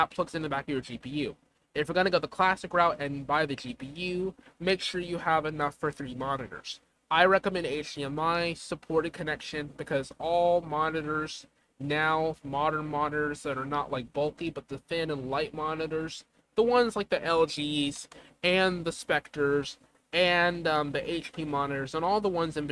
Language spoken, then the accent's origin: English; the South, United States; I'm a Southerner